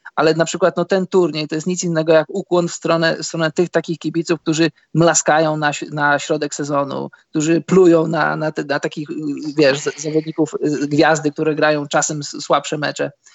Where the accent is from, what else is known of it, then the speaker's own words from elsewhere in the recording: Poland; skąd jestem, że z Polski